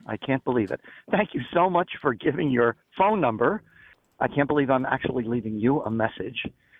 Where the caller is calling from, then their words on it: Connecticut, United States; I'm calling from Connecticut.